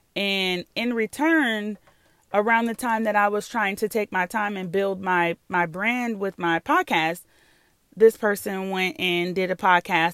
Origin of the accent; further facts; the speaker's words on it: New York, United States; moved away; I'm from New York.